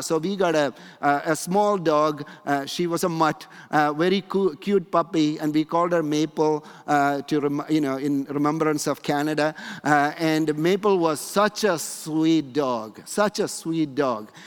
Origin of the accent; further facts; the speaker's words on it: India; moved away; when I grew up in India